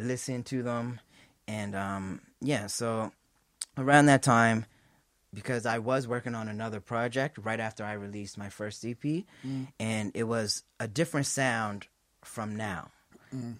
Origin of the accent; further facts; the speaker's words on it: North Preston, Nova Scotia, Canada; I'm from North Preston, Nova Scotia.